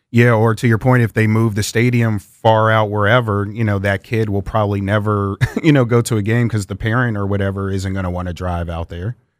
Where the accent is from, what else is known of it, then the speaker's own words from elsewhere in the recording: Prince George's County, Maryland, United States; also born or lived in Fairfax, Virginia; I was raised in Prince George's County